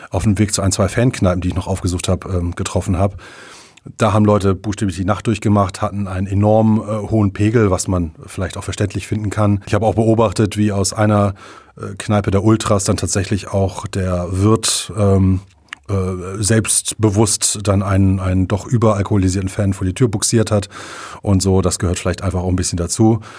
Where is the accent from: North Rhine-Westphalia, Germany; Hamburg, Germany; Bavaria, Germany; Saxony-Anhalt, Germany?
Hamburg, Germany; now in Berlin, Germany; Ich durfte mich leider nicht als äh, Hamburger St. Paulianer äh, outen.